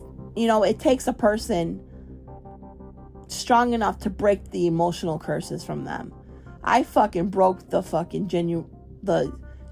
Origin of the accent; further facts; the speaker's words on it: Chicago, Illinois, United States; moved away; also born or lived in Florida; I was raised in Chicago